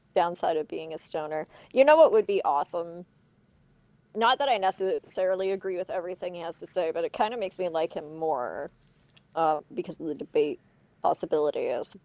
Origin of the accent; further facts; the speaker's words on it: Canada; for being too Canadian